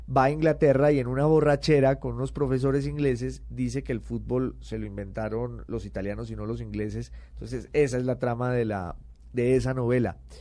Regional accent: Popayán, Cauca, Colombia; moved away as an adult; also born or lived in Bogotá / United Kingdom / Italy; soy de Popayán

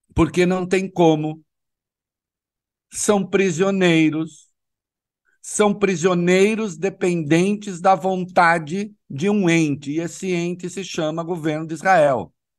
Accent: Brazil; eu sou brasileiro

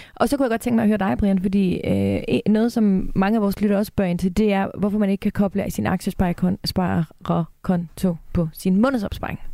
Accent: Denmark; jeg som dansker

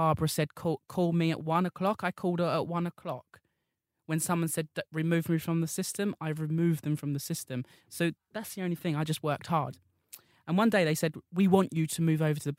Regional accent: Essex, East of England, United Kingdom; I'm from Essex

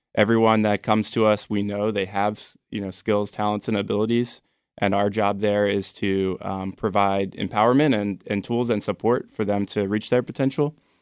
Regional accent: Annapolis, Maryland, United States; also born or lived in Baltimore; I grew up in the Annapolis area

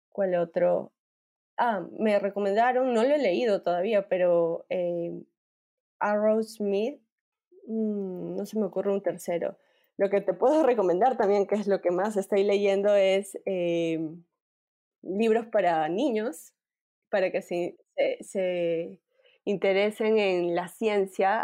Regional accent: Peru; Soy peruana, más peruana

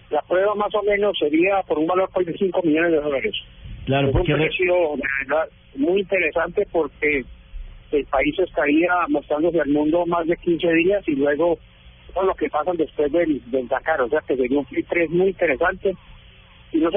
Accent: Medellín, Antioquia, Colombia; Mi madre era inglesa, el apellido es inglés. Madre nació en Inglaterra y yo nací en Medellín.

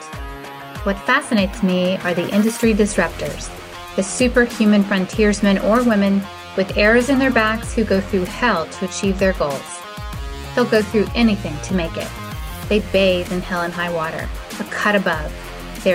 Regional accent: Texas, United States; I'm from Texas

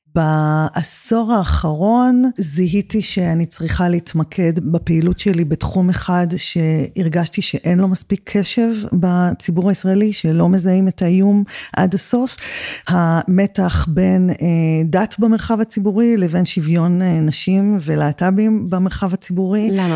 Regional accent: the Negev, Southern District, Israel; born or raised there

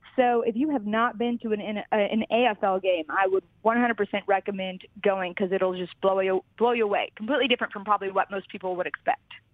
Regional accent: Kentucky, United States; moved away; growing up in Kentucky

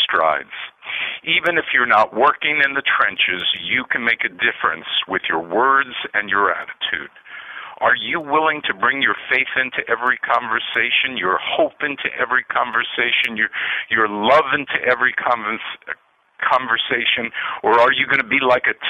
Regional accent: United States; a white Jew whose father came to this country with nothing, but I grew up in a healthy love for this country

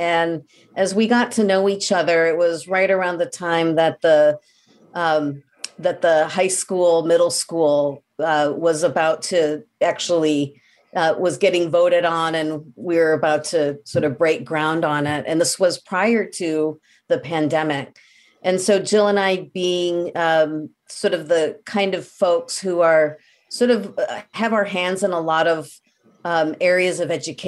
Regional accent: Midwest, United States; now in Belmont, United States; we're both from the Midwest

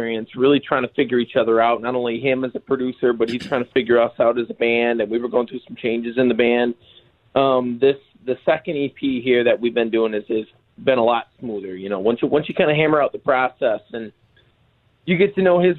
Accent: Saginaw, Michigan, United States; We're from Saginaw, which is 2 hours north of Detroit.

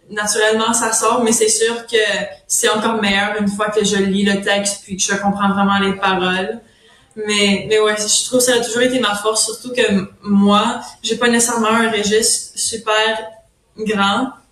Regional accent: Ontario, Canada; first language French; étant franco-ontarienne, il y a déjà des, des gens qui pensent déjà que je suis anglophone quand je suis vraiment francophone, francophone, c'est ma langue maternelle, c'est le français.

